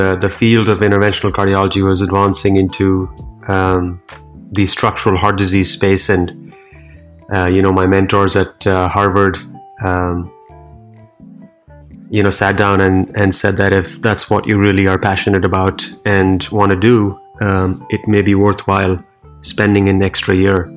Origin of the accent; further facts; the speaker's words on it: New Delhi, Delhi, India; moved away as an adult; now in Cleveland, United States; I was born and raised in India, in the capital city, New Delhi